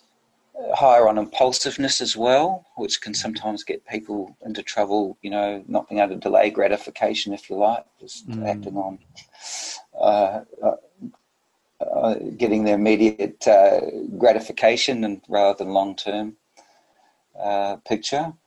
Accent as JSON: {"language": "English", "country": "New Zealand", "also_born_or_lived": "Sydney, Australia", "moved": "as an adult", "lives_now": "Australia", "said": "I'm from New Zealand originally, so I came to Australia"}